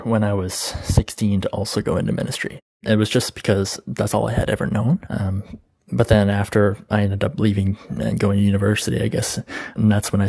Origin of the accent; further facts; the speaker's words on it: Canada; I'm from Canada.